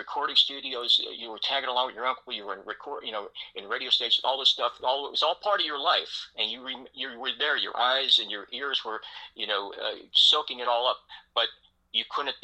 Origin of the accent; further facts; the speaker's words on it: Philadelphia, Pennsylvania, United States; also born or lived in Prospect Park, Pennsylvania; I'm originally from Prospect Park is where I grew up early on, then moved to Philly